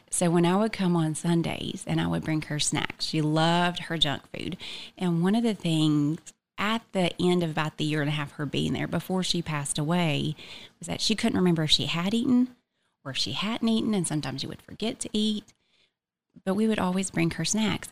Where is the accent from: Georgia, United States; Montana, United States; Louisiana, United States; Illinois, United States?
Georgia, United States; Blue Ridge; also born or lived in Cherokee County, Georgia; I am from Blue Ridge, Georgia, so about an hour and fifteen minutes north from here